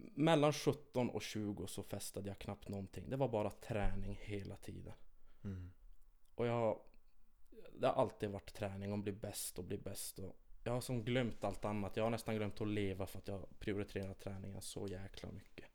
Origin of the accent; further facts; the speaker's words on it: Kiruna, Norrbotten County, Sweden; jag är född och uppvuxen här i Kiruna